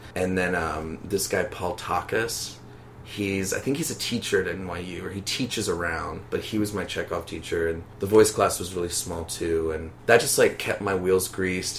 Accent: Baton Rouge, Louisiana, United States; moved away as an adult; also born or lived in New Orleans; now in New York, United States; I'm from Baton Rouge, Louisiana, and I've been living in New York for about three years

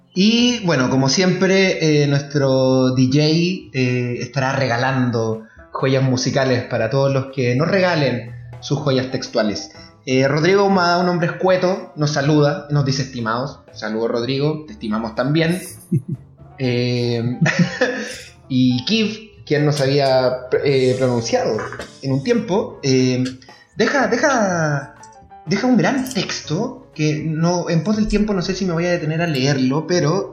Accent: La Serena, Coquimbo, Chile; yo soy de Serena, un pequeño poblado costero al norte de la capital de Chile.

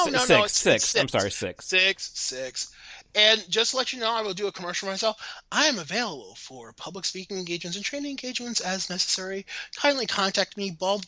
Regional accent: Maryland, United States; I'm from Maryland

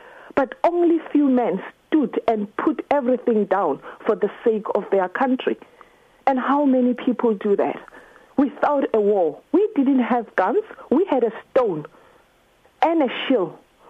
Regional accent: South Africa; now in Dunstable, United Kingdom; I'm South African.

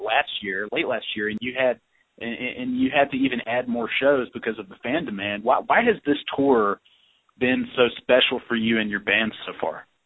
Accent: the South, United States; as a Southerner

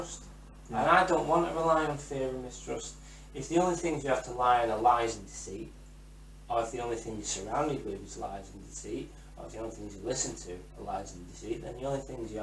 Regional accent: England, United Kingdom; I'm English

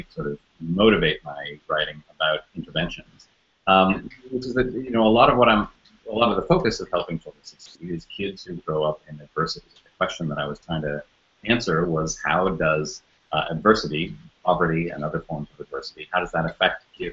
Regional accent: Toronto, Ontario, Canada; moved away as an adult; now in United States; I'm originally from Canada, from Toronto, that's where I grew up, and moved to the United States to be a journalist in my early 20s

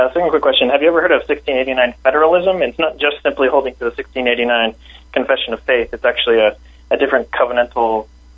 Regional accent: Utah, United States; now in New York, United States; I grew up in Utah

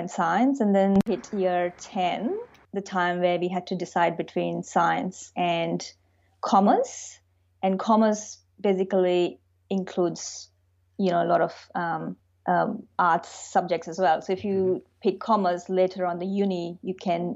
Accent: India; moved away as an adult; now in Melbourne, Australia; I grew up in India.

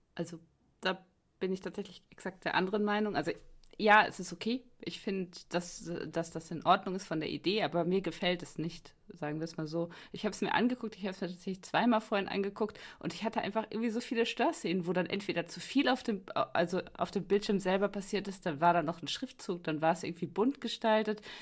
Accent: Germany; als Deutscher

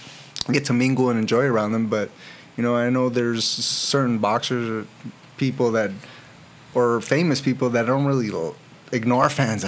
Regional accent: Riverside, California, United States; also born or lived in Anaheim, California; And I was born in Anaheim, but raised out here in Riverside.

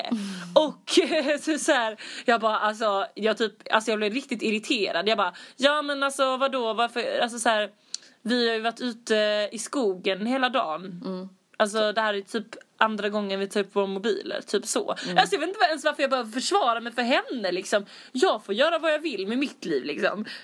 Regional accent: Skåne, Sweden; vi är från Skåne

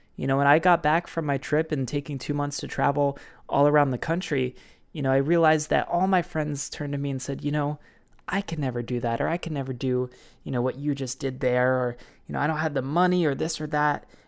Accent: Baltimore, Maryland, United States; a fitness facility in Baltimore City in Maryland, my hometown

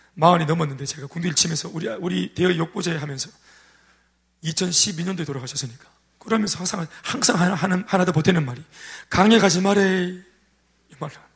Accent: Daegu, South Korea; 저는 정말 대구에서 컸지만, 도시에서 컸지만, 대도시, 대도시죠, 대구가.

